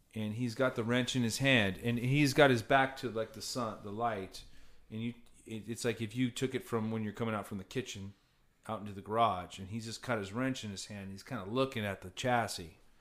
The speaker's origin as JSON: {"language": "English", "town": "Cypress", "region": "California", "country": "United States", "tie": "born or raised there", "said": "growing up in Cyprus, area, what's it, seven miles straight to the beach"}